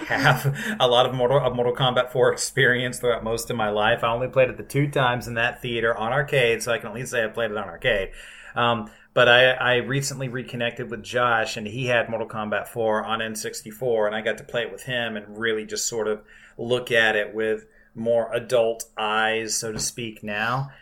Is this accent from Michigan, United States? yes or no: no; South Carolina, United States; when I was growing up in South Carolina